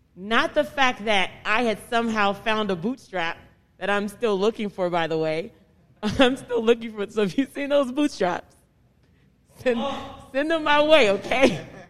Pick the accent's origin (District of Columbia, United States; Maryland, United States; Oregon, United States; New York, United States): District of Columbia, United States; Washington; growing up in Southeast Washington